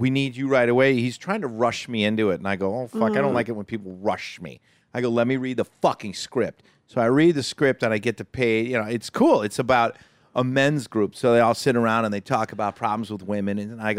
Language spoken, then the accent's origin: English; Waupaca, Wisconsin, United States; We're from Wisconsin.